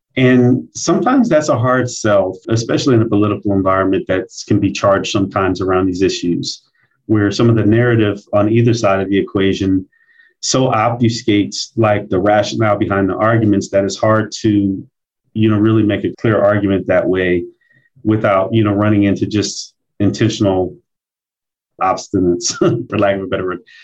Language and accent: English; Omaha, Nebraska, United States; I'm born and raised in Omaha, Nebraska, and I came up in our black community here in Omaha called North Omaha.